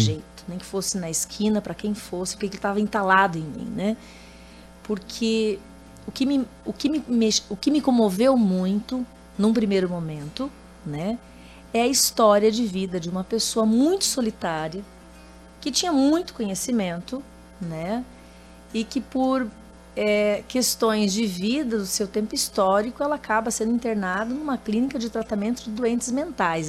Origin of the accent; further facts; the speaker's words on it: Mato Grosso do Sul, Brazil; also born or lived in Carazinho, Rio Grande do Sul; Eu vim para o Mato Grosso do Sul com seis anos